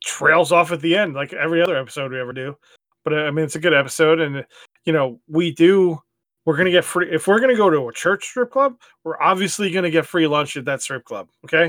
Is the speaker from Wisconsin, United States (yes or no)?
no; New York, United States; moved away; No, New York was not like that. Not when we were growing up.